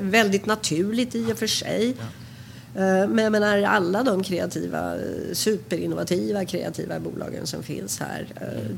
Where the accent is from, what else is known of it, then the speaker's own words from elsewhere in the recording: Sweden; moved away as an adult; also born or lived in Manhattan, United States; now in New York, United States; som svensk